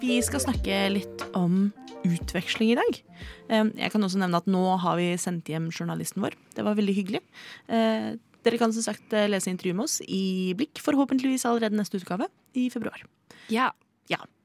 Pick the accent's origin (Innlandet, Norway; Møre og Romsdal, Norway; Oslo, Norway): Oslo, Norway; Jeg er født og oppvokst i Oslo